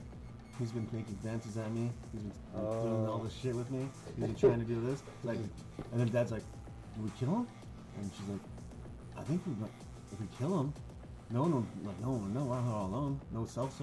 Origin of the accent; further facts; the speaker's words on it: Arizona, United States; I grew up in Arizona.